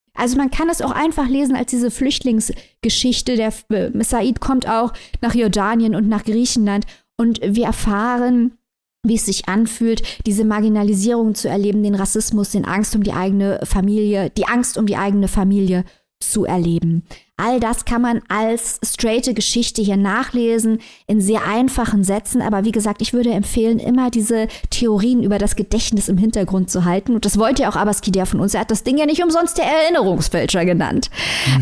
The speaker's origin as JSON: {"language": "German", "country": "Germany", "said": "ich als Deutsche"}